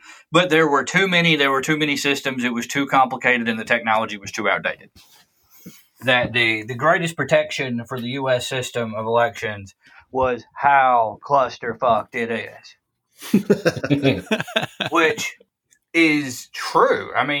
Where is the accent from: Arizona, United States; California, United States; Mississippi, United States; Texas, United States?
Mississippi, United States; Prentiss County; my hometown in Prentice County